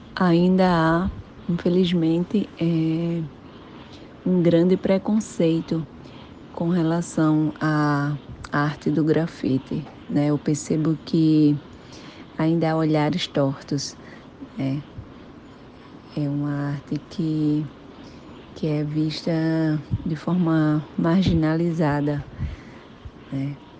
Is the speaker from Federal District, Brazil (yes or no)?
no; Rio Grande do Norte, Brazil; sou natural do Rio Grande do Norte